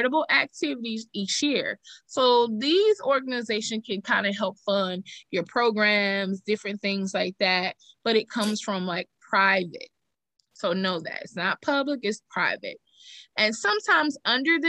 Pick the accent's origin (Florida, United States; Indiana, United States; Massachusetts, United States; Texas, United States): Texas, United States; I'm from Texas